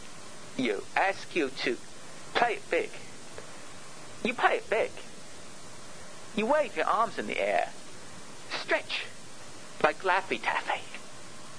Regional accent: Michigan, United States; since I'm from Michigan

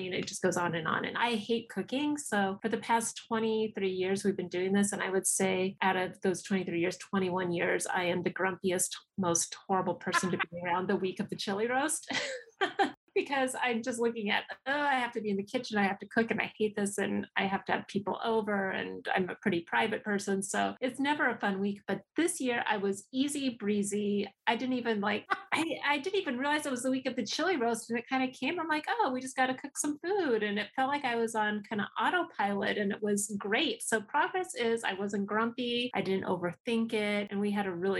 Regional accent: New Mexico, United States; I'm from New Mexico

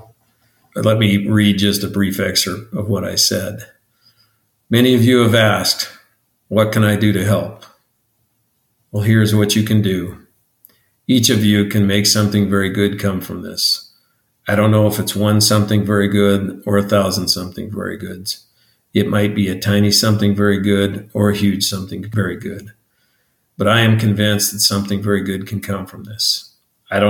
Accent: Montana, United States; now in Arizona, United States; I live in Arizona. We lived in Arizona. I grew up in Montana.

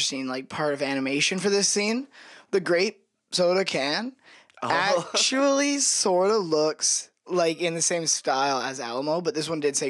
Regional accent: Canada; We said, from Canada.

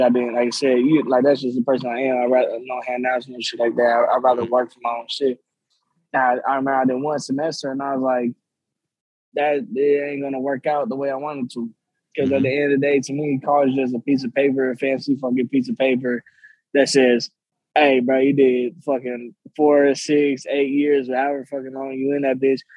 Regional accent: Long Beach, California, United States; now in Sacramento, United States; I'm not from Sacramento. I live in Sacramento and, and I love Sacramento, but I'm originally from Long Beach

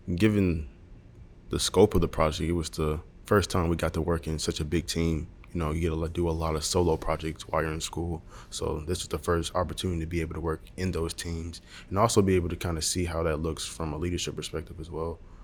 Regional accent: Montgomery, Alabama, United States; I'm from Montgomery, Alabama

